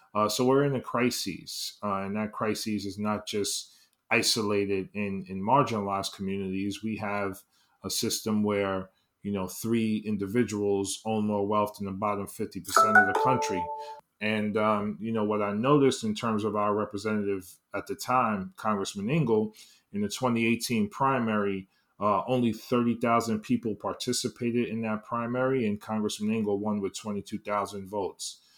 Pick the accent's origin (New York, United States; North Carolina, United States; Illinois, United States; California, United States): New York, United States; New York City; born and raised in East, on, in the East Harlem, Upper East Side, uh, section of Manhattan